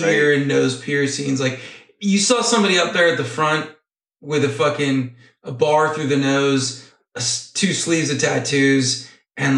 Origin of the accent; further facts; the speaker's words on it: Downey, California, United States; My record store that I grew up going to in Downey, California, now out of business, was called Middle Earth